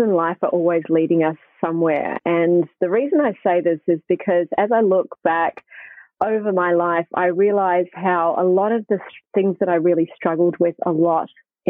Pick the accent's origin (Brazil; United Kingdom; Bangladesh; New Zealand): New Zealand; Hamilton, Waikato; now in Australia; I grew up in New Zealand, by the way, so I live in Australia now, but I was living in New Zealand in Hamilton